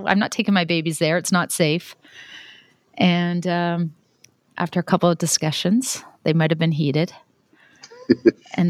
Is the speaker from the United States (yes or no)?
no; Canada; moved away as an adult; now in Saudi Arabia; I'm Canadian, you know, born and raised